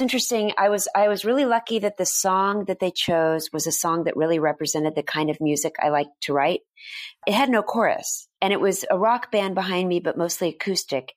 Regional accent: Dallas, Texas, United States; moved away; I grew up in Dallas, Texas, mostly went to an all-girls school

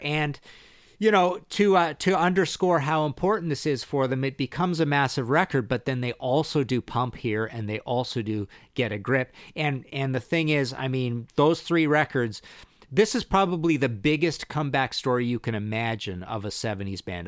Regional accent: British Columbia, Canada; also born or lived in Vancouver; I'm from British Columbia. I've lived in Vancouver three times.

